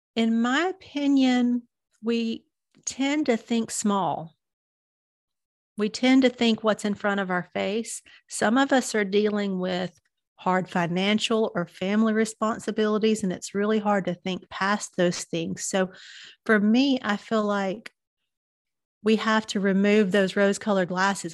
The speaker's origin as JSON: {"language": "English", "region": "Southern United States", "country": "United States", "accent": "Southern", "lives_now": "Chattanooga, United States", "said": "you can tell by my accent, I'm a Southern girl."}